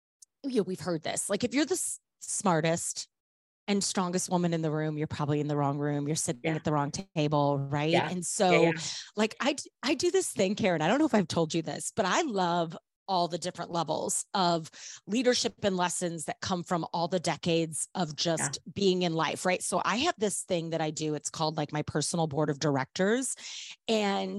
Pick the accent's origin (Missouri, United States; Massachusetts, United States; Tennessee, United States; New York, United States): Missouri, United States; St. Louis; I'm born and raised in St. Louis, Missouri